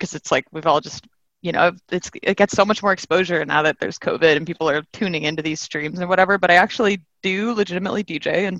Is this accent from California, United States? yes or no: yes; Bay Area, just north of San Francisco, California, United States; now in New York, United States; Just north of San Francisco, like where literally all the hippie stuff happened in the 60s. So I grew up in that world